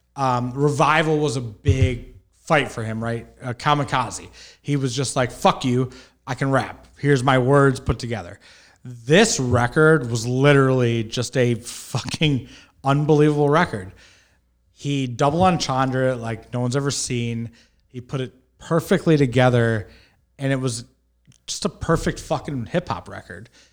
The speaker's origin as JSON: {"language": "English", "town": "Detroit", "region": "Michigan", "country": "United States", "tie": "born or raised there", "said": "I grew up in Detroit, Michigan"}